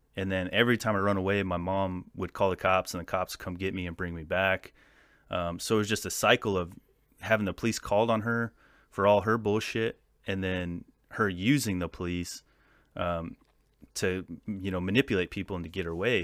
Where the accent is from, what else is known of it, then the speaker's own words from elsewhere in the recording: California, United States; I'm from Fieland, California. It's a, it's like a desert town